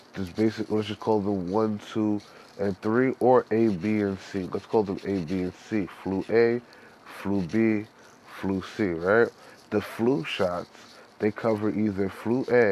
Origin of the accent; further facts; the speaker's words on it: New York City, New York, United States; I'm from New York, Harlem all day.